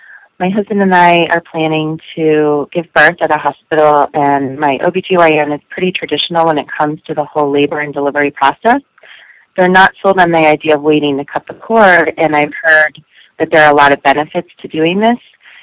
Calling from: Chicago, Illinois, United States; I'm calling from Chicago.

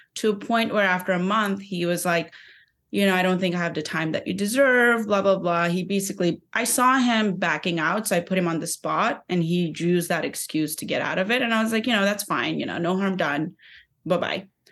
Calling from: New York City, New York, United States; I'm calling from Brooklyn, New York

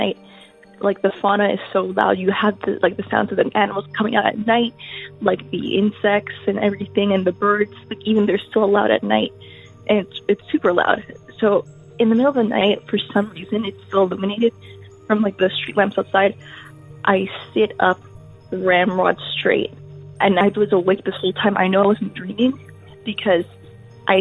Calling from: Canada; I'm calling from Canada

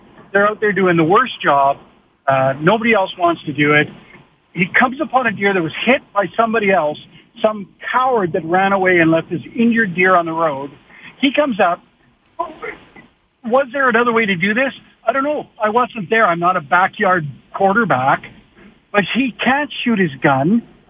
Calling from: Lethbridge, Alberta, Canada; I'm from Lethbridge here, down where the shooting happened or the runover happened.

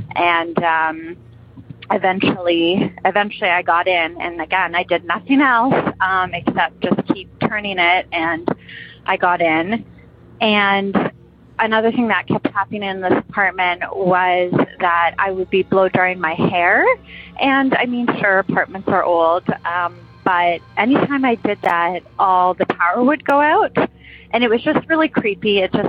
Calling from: Toronto, Ontario, Canada; I'm calling from Toronto.

